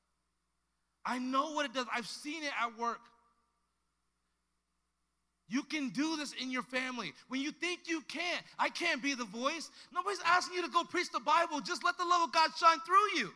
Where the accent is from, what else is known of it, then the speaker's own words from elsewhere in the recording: Los Angeles, California, United States; I was a young black kid growing up in South Central LA in the early 90s